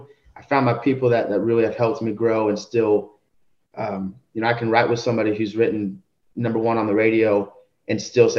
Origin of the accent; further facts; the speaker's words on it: Houston, Texas, United States; I'm from the Houston area.